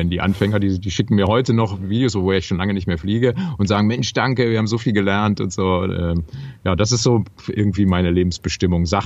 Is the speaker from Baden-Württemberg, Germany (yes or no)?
no; Düsseldorf, North Rhine-Westphalia, Germany; weil ich fühle mich ja als Rheinländer, weil ich da groß geworden bin in Düsseldorf